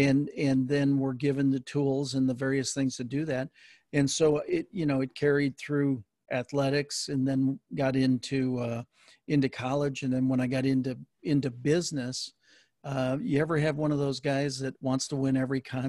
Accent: Wisconsin, United States; I grew up in Wisconsin, and Vince Lombardi was there

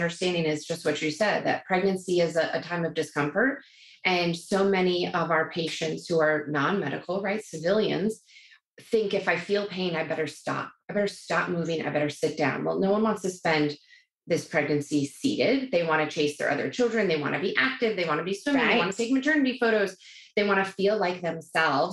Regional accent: New York, United States; I am a New Yorker.

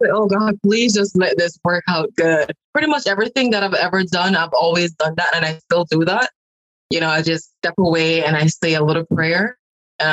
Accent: Montego Bay, Saint James, Jamaica; I am from the country part of Montego Bay, a very small community. And I can remember growing up in Jamaica

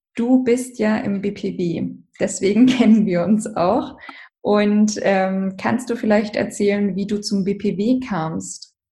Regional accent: Hamburg, Germany; ich bin aus Hamburg

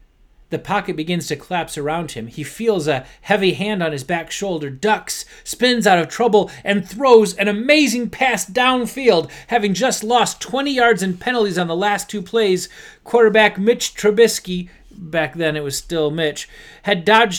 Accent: Detroit, Michigan, United States; Since I grew up in Detroit, I was rooting for them both to lose.

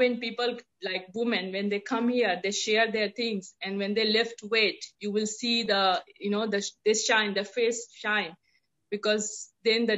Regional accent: India; moved away as an adult; now in Auckland, New Zealand; I'm born and brought up in India. Have been staying in New Zealand, in Auckland since 14 years

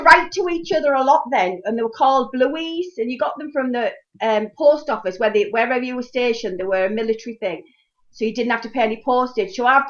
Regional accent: Middlesbrough, North East England, United Kingdom; also born or lived in Germany; I can remember coming back to Middlesbrough to my parents for Christmas, getting back to Germany in January

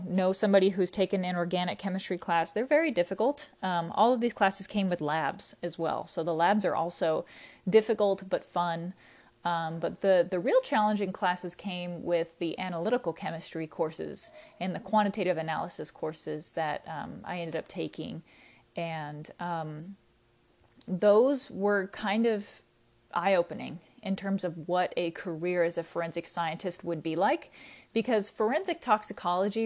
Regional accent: Texas, United States; I'm originally from Texas, so I decided to go to Sam Houston State because it was pretty close to home

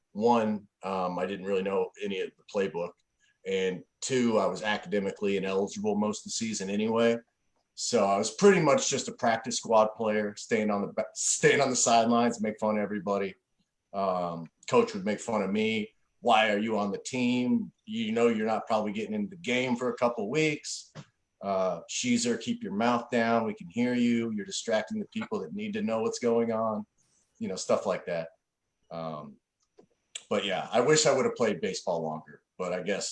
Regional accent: Kansas City, Missouri, United States; I grew up in and around the Kansas City area

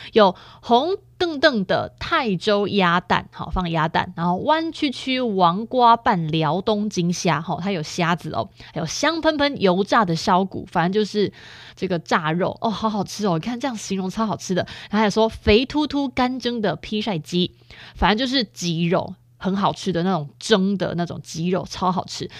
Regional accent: Chiayi, Taiwan; 我们嘉义人

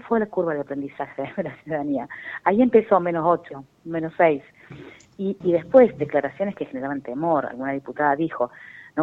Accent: Argentina

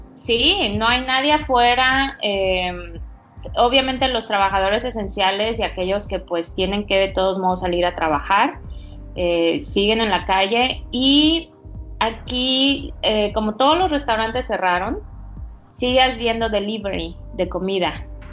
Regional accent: Veracruz, Mexico; also born or lived in Houston; now in New York, United States; yo soy mexicana, ah, soy de Veracruz

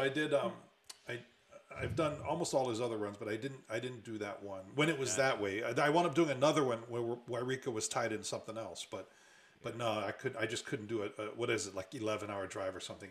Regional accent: Oahu, Hawaii, United States; now in Seattle, United States; I grew up in Hawaii

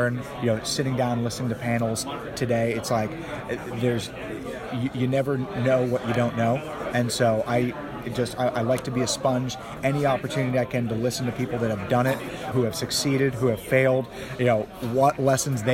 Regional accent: Boston, Massachusetts, United States; moved away as an adult; now in Los Angeles, United States; I'm actually born and raised in Boston, but I've lived now in LA for the last dozen years

